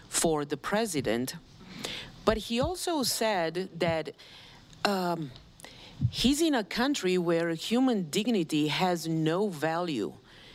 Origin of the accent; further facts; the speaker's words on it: Romania; moved away; I was born in Romania and I grew up there